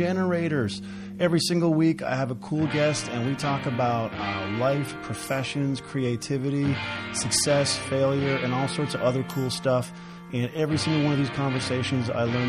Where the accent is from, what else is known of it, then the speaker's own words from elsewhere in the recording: Corner Brook, Newfoundland and Labrador, Canada; now in Calgary, Canada; my hometown of Cornerbrook, Newfoundland